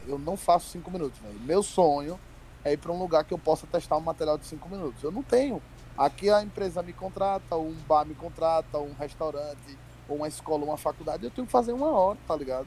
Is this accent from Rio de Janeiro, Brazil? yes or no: no; Sergipe, Brazil; eu não falo igual cearense, eu sou de Sergipe